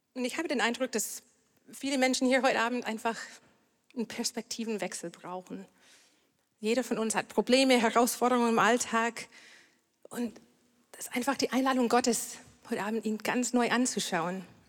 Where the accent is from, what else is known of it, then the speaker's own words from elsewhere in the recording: Canada; German is a second language; now in Germany; Ich komme aus Kanada